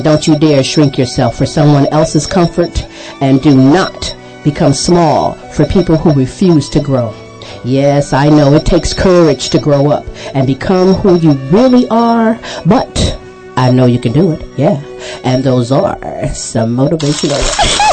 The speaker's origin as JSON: {"language": "English", "region": "Ohio", "country": "United States", "moved": "yes", "lives_now": "Texas, United States", "said": "I'm from Ohio"}